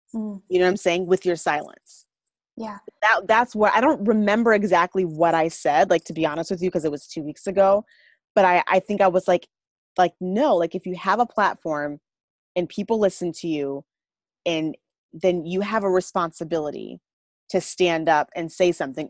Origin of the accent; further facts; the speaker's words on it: Minneapolis, Minnesota, United States; I'm from Minneapolis.